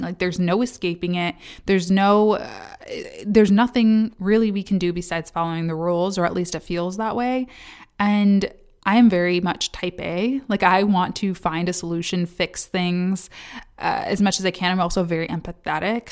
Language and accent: English; Kalamazoo, Michigan, United States; now in Detroit, United States; Kalamazoo, Michigan, my hometown